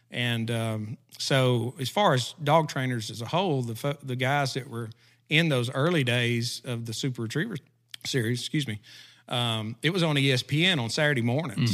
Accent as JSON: {"language": "English", "town": "McGehee", "region": "Arkansas", "country": "United States", "tie": "born or raised there", "also_born_or_lived": "Pea Ridge, Arkansas", "said": "I grew up in, uh, small town, Southeast Arkansas called McGee, Arkansas"}